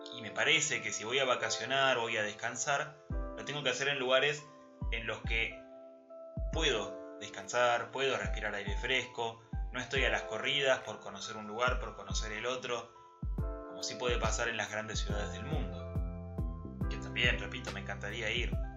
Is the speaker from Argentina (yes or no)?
yes; Argentina; soy argentino